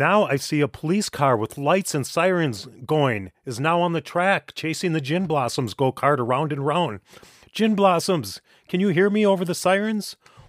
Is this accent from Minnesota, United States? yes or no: yes; Minnesota, United States; Now, I don't know about you folks, but when I was growing up in Minnesota, we called that doing donuts.